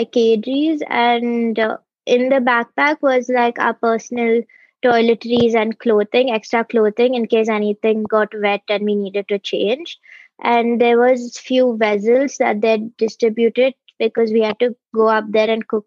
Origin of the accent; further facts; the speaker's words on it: Bangalore, Karnataka, India; I'm from Bangalore